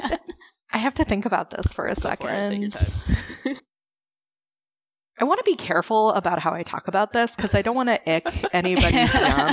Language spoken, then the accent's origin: English; Chicago, Illinois, United States; also born or lived in Missouri; I grew up in the Chicago area